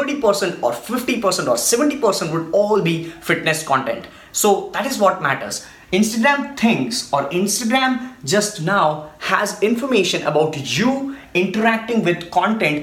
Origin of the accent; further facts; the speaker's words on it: India; I'm from India